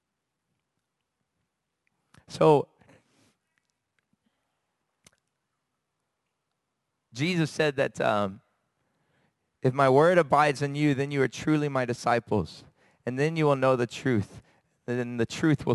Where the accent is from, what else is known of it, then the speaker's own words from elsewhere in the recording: United States; moved away; I'm from America